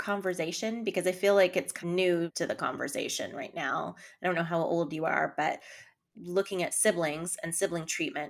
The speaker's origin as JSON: {"language": "English", "country": "Canada", "tie": "born or raised there", "moved": "yes", "lives_now": "United States", "said": "I am Canadian, born in Canada."}